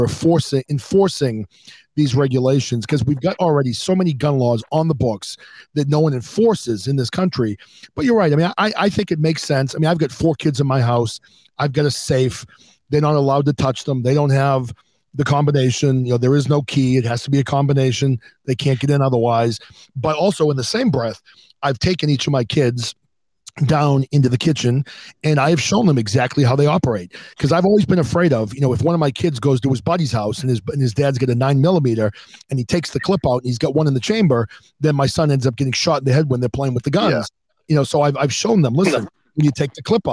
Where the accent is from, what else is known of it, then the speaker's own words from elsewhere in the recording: New Hampshire, United States; now in Massachusetts, United States; I'm in Massachusetts. I grew up in New Hampshire